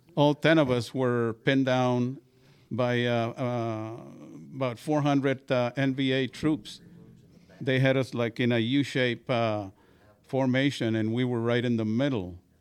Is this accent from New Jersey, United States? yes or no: no; Pecos, Texas, United States; I grew up in, uh, Pecos, Texas